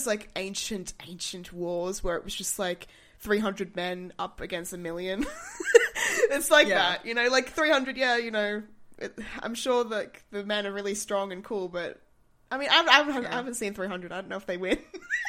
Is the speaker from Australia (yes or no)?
yes; Australia; when I was born in Australia.